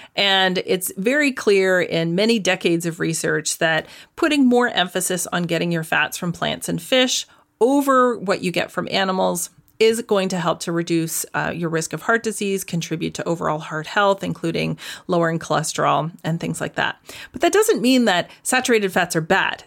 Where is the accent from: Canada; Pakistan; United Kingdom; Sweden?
Canada; now in Netherlands; I'm currently living in the Netherlands, but I am Canadian, proudly.